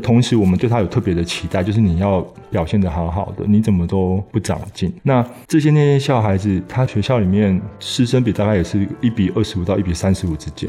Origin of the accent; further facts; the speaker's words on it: Taiwan; 我们台湾人的孩子